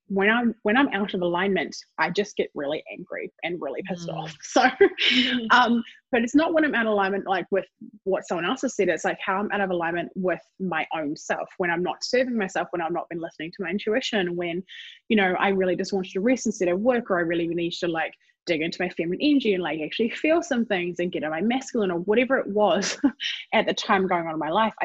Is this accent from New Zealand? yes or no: yes; New Zealand; from New Zealand. I have a Welsh heritage